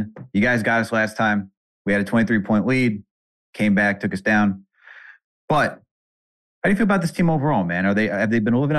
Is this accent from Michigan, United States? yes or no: no; New York, United States; now in Boston, United States; even though I'm from New York, I live in Boston